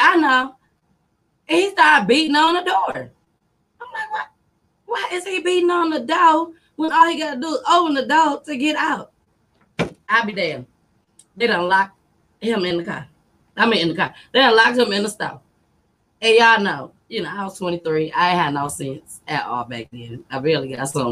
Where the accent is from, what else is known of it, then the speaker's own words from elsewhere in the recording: Saginaw, Michigan, United States; also born or lived in Grand Rapids, Michigan; I'm from Michigan. Sag nasty